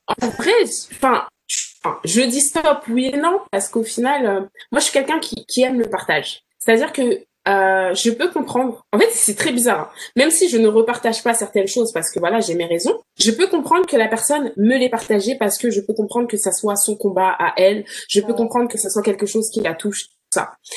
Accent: France; moved away as an adult; also born or lived in Birmingham, England; je suis française

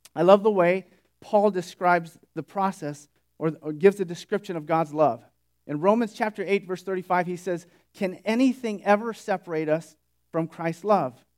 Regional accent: Sunnyvale, California, United States; moved away as an adult; also born or lived in Bakersfield; Sunnyvale, which is where I grew up

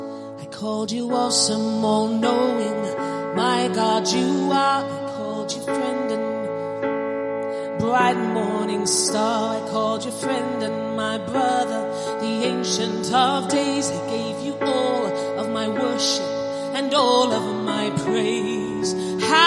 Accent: London, United Kingdom; I'm from London

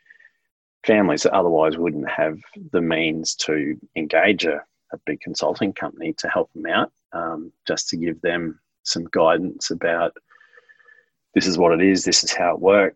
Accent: Queensland, Australia; I'm from Queensland

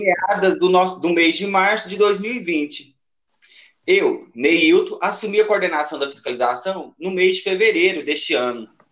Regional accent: Capinópolis, Minas Gerais, Brazil; Cresci, nasci e cresci aqui em Capinópolis

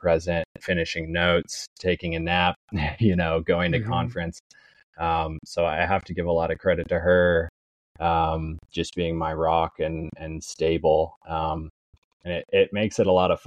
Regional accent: Fort Collins, Colorado, United States; moved away as an adult; now in Florida, United States; I'm from Colorado originally, born and raised in Fort Collins.

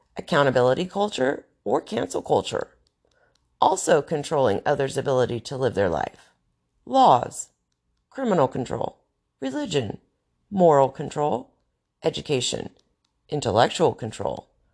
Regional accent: North Carolina, United States; moved away as an adult; now in Arizona, United States; I grew up in North Carolina

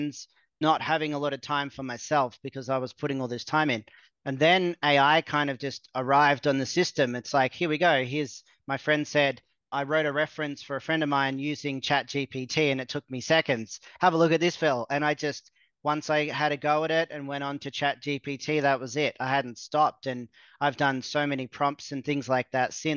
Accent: Australia; moved away as an adult; also born or lived in Mexico; I'm from Australia

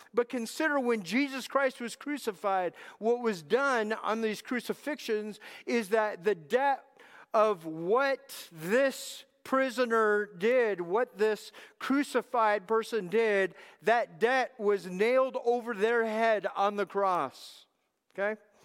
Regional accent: Southern California, United States; moved away; also born or lived in Texas; I was raised in Southern California.

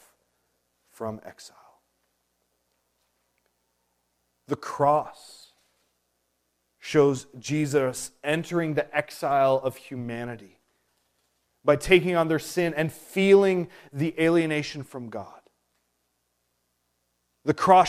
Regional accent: Prince Edward Island, Canada; I was born and raised on Prince Edward Island, this is not my true home.

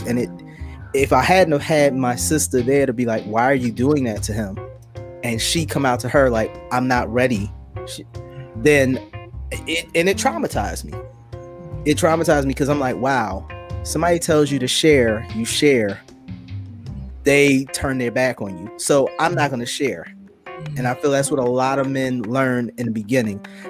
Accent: Philadelphia, Pennsylvania, United States; growing up in Philadelphia, where I did, you know, in the '90s

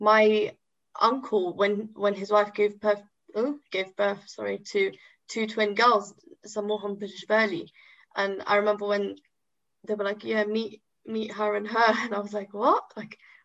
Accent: London, United Kingdom; also born or lived in Tripoli, Libya / Yefren, Libya; I was raised in London. You know, I came when I was two. Raised in London

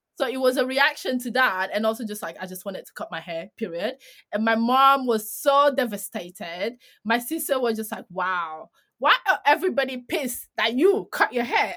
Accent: Greece; I'm from Greece.

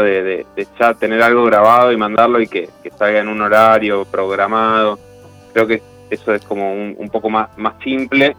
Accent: Buenos Aires, Argentina; Yo que soy de Buenos Aires, transité mucho la estación de Plaza Constitución

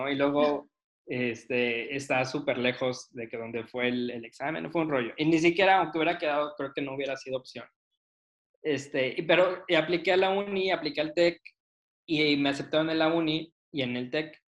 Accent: Mexico City, Mexico; born there; yo nací en Ciudad de México y entonces como que sí anhelaba un poquito regresar.

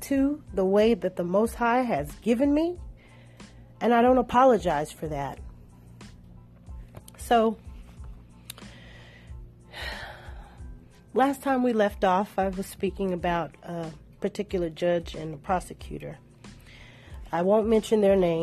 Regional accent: Shreveport, Louisiana, United States; my home state, Louisiana, Ratchet City.

